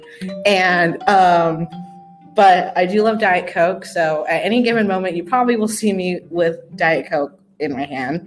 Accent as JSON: {"language": "English", "region": "Oregon", "country": "United States", "also_born_or_lived": "Texas", "said": "I'm from Oregon, where Pacific Northwesterns unite."}